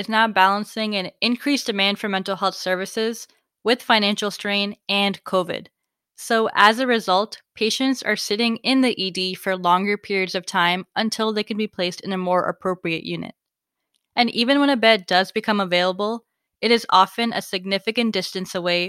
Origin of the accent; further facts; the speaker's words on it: Virginia, United States; my home state of Virginia